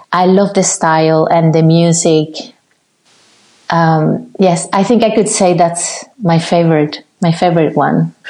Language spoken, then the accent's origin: English; Cuba; moved away; also born or lived in Havana, Cuba; I did five years in my hometown